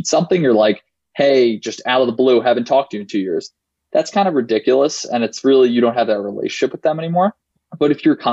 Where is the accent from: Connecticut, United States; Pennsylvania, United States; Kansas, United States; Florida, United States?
Pennsylvania, United States; Philadelphia; I'm from Philly. I went to an all-guys Catholic high school. I'm a senior at Yale now.